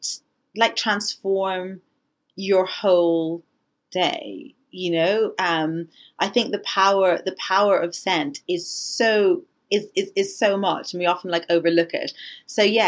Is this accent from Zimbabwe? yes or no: no; Ireland; when I was growing up in Ireland